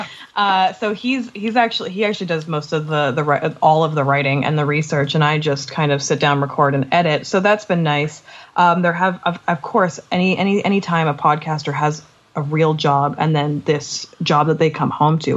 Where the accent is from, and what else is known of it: Canada